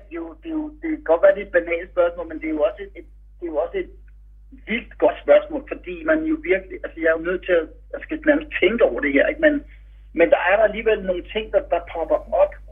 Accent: Denmark; vi er fire danskere.

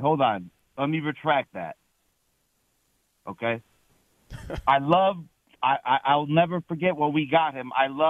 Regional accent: Cleveland, Ohio, United States; now in Portland, United States; I'm from Cleveland.

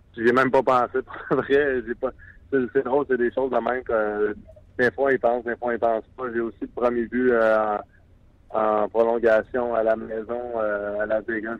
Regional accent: Quebec, Canada; en tant que Québécois

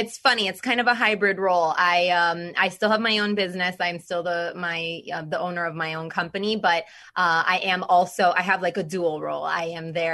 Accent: Florida, United States; also born or lived in Orlando, Florida; I'm a born and raised Floridian.

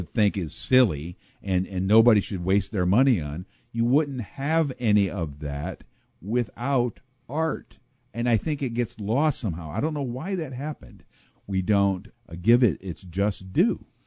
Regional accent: Pekin, Illinois, United States; I grew up in Pekin, Illinois

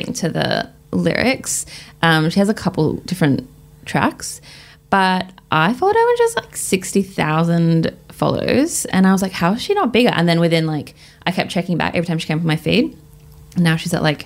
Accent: Australia; also born or lived in London; now in Melbourne, Australia

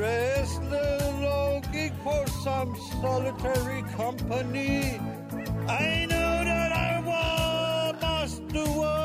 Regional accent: Addis Ababa, Ethiopia; moved away; I was born in Africa, Ethiopia, Addis Ababa

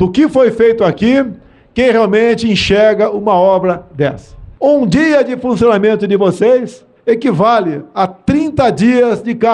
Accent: São Paulo, Brazil; Sou de São Paulo, a cidade que tem mais nordestinos do Brasil.

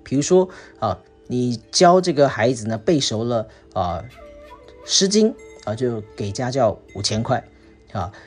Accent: Singapore; 我们新加坡人

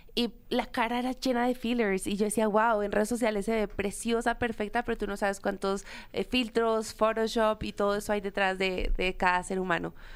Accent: Colombia; soy la única colombiana en esa categoría

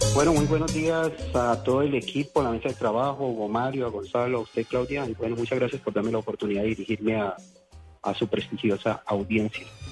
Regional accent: Cali, Valle del Cauca, Colombia; todo lo que somos los caleños

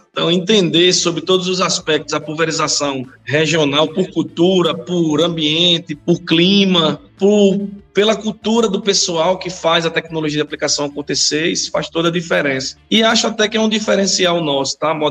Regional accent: Brazil; Vale do São Francisco, de onde eu sou, né?

